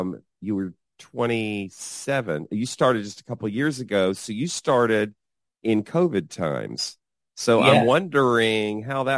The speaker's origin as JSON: {"language": "English", "town": "Atlanta", "region": "Georgia", "country": "United States", "tie": "born or raised there", "said": "I grew up in Atlanta, which is in the South, but Atlanta is kind of a little microcosm here."}